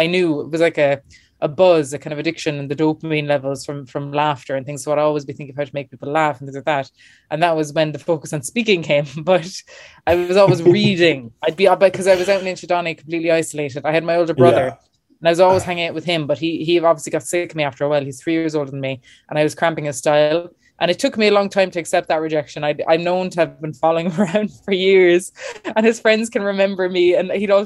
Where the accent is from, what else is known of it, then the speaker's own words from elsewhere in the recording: Clonakilty, Munster, Ireland; moved away; also born or lived in Dublin / New York; I'm from West Cork, Clonakilty, home and famous for our black pudding.